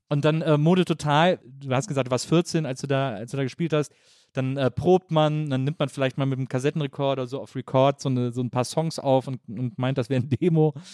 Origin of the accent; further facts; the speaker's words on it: Wesseling, North Rhine-Westphalia, Germany; moved away; Ich komme aus Wesseling zwischen Köln und Bonn, aus einer Kleinstadt